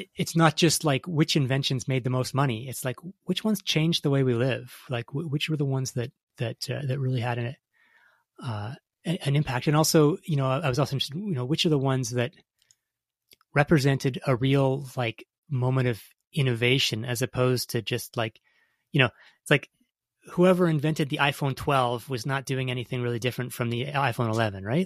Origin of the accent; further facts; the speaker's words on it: Toronto, Ontario, Canada; growing up in Canada, you know, I grew up in uh, Toronto, in a city of four million